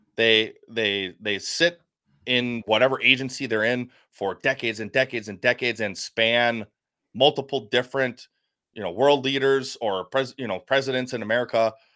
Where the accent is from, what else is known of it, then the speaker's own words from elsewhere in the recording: United States; I'm American.